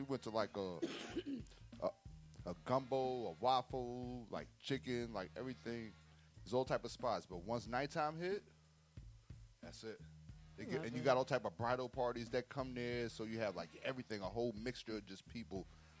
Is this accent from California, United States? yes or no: no; New York, United States; I'm from New York.